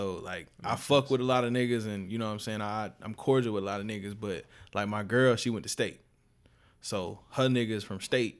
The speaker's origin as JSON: {"language": "English", "town": "Spartanburg", "region": "South Carolina", "country": "United States", "said": "I'm from Spartanburg."}